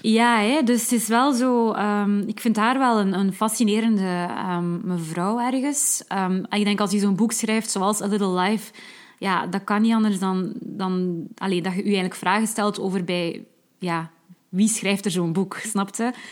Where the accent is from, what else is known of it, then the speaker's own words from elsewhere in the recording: West Flanders, Belgium; als West-Vlaming moet ik